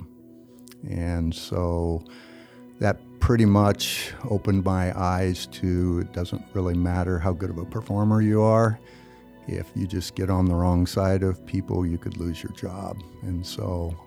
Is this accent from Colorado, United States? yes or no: no; Hastings, Nebraska, United States; also born or lived in Wood River, Nebraska; I'm originally from Hastings, Nebraska. Actually, I was born in Wood River, so Scott Frost and myself are from Wood River, Nebraska. I liked Hastings. It was good for growing up in teenage years